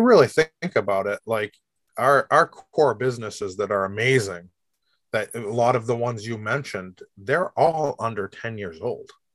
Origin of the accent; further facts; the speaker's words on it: Rochester, United States; I'm a Rochester kid my whole life. I grew up in Rochester